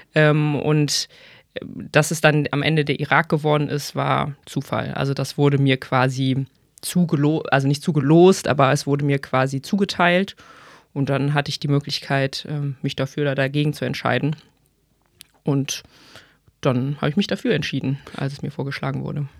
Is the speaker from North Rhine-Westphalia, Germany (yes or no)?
yes; Bonn, North Rhine-Westphalia, Germany; moved away as an adult; also born or lived in Mainz; now in Hamburg, Germany; ich ursprünglich aus Bonn komme